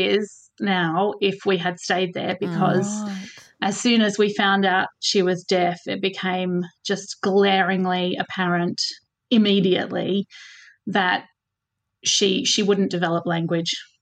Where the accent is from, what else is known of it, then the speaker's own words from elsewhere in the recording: Melbourne, Victoria, Australia; moved away as an adult; also born or lived in Switzerland; now in Scottish Borders, United Kingdom; So I grew up in Melbourne and we left Melbourne